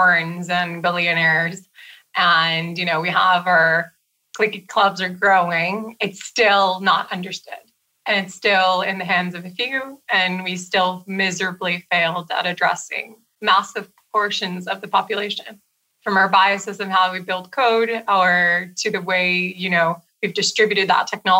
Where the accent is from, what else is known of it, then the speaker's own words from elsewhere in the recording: Brazil; moved away; I'm from Brazil originally.